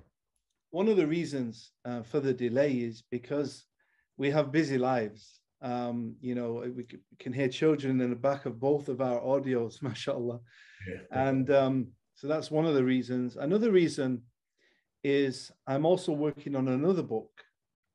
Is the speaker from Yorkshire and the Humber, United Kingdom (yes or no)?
no; Manchester, North West England, United Kingdom; I'm from Manchester, England